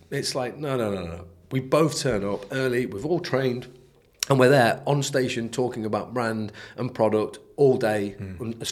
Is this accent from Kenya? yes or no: no; United Kingdom; we're British